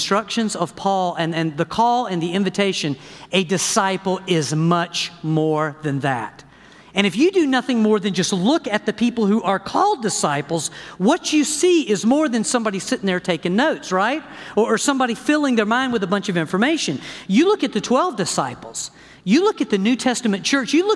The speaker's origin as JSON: {"language": "English", "region": "the South", "country": "United States", "said": "I am from the South, okay? My family is from Louisiana."}